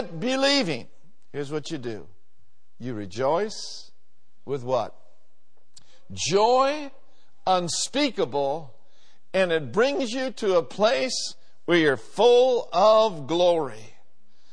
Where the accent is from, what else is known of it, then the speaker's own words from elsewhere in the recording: Minneapolis, Minnesota, United States; 4920 Bryant Avenue South, where I grew up in Minneapolis